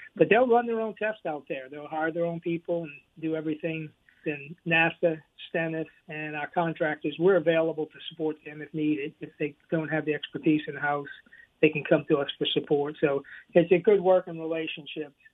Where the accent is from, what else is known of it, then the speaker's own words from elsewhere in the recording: Louisiana, United States; I'm from originally from Louisiana